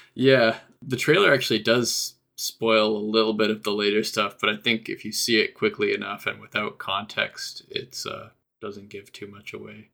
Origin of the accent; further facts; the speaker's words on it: Canada; I'm Canadian